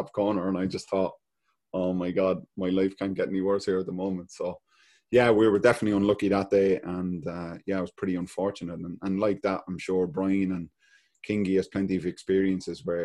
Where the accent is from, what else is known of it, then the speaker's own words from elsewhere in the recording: Ireland; being a Celtic fan and being an Irish boy